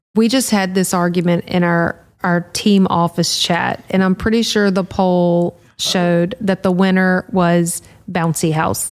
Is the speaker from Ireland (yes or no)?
no; Louisiana, United States; we're from Louisiana